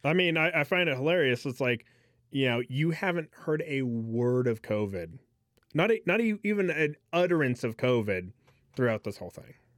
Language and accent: English; United States; as an American